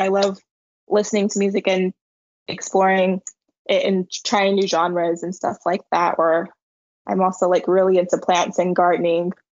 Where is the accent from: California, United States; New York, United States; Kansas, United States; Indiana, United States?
California, United States; San Diego; moved away as an adult; also born or lived in Los Angeles; now in Madrid, Spain; I'm from San Diego, California, and I moved to Los Angeles to study communication and marketing.